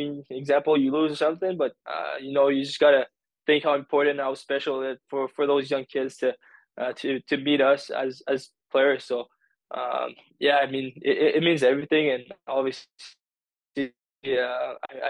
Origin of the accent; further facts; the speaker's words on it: Drummondville, Quebec, Canada; also born or lived in Sherbrooke; I grew up here in Drummondville